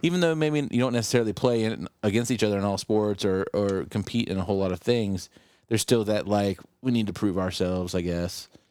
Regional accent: Mason County, near Point Pleasant, West Virginia, United States; where I grew up in Mason County is, is considered the Bendaria

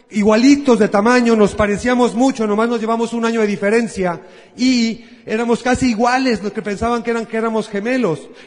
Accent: Guadalajara, Jalisco, Mexico; Yo soy de Guadalajara. Paisanos, ¿cómo están ustedes? Al rato nos tomamos una, nos comemos una torta ahogada.

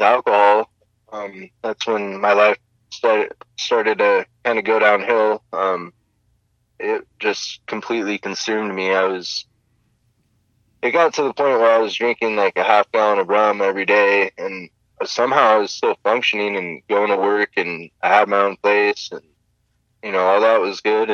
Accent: Oregon, United States; also born or lived in Stockton, California; I was born in Stockton, California, and I lived in California until I was probably around 10, and then my family and I moved up to Oregon

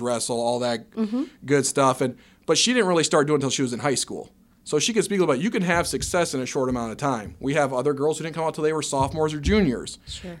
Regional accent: Dyersville, Iowa, United States; moved away as an adult; now in Ames, United States; I'm originally from Northeast Iowa over in Dyersville ended up in Ames via Iowa State

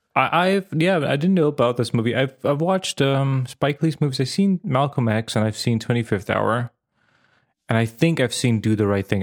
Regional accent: Vojvodina, Serbia; moved away; I grew up in the Yugoslavia

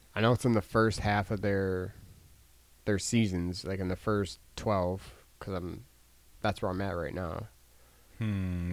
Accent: Milwaukee, Wisconsin, United States; closest to my hometown

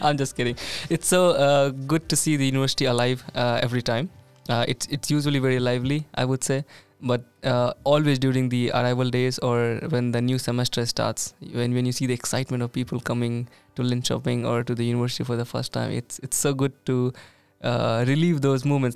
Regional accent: India; moved away as an adult; now in Sweden; being an Indian

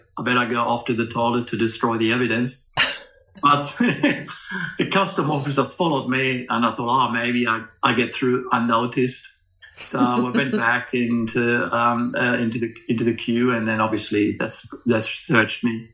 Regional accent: Germany; moved away; I grew up in Germany throughout the late 60s.

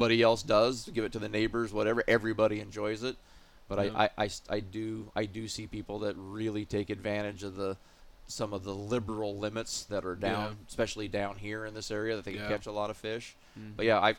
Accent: Pacific Northwest, United States; I grew up in the Pacific Northwest. I was fortunate enough to live in the late 60s, early 70s when the steelhead and salmon fishery was phenomenal.

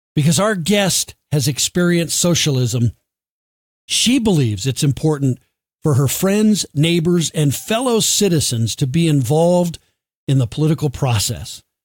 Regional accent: United States; I was born in America, have lived here my whole life

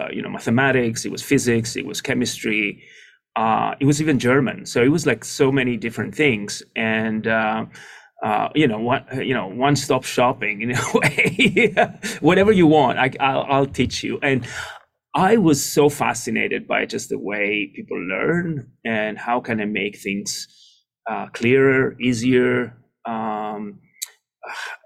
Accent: just outside of Athens, Attica, Greece; moved away as an adult; now in United States; I grew up in Greece, just outside of Athens

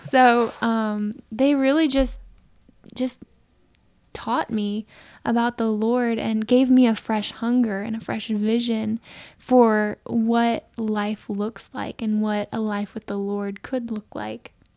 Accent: Aiken, South Carolina, United States; moved away as an adult; also born or lived in California; I grew up here in Aiken, um, in a, in a Mennonite community

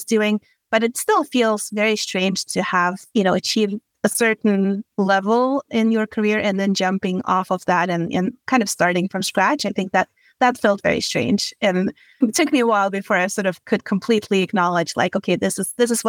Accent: Sweden; moved away as an adult; also born or lived in London / Dublin; now in United States; I grew up in Sweden

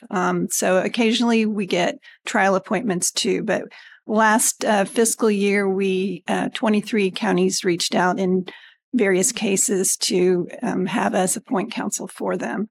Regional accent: Greenwood, Indiana, United States; also born or lived in California; I was born and raised in Indiana. I grew up in Greenwood

